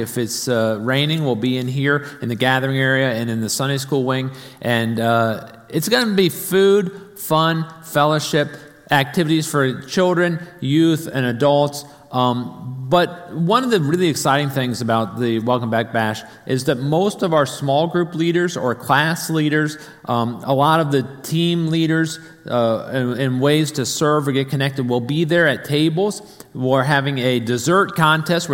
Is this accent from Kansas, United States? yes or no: no; Arlington, Virginia, United States; I grew up in North Arlington, up near Chain Bridge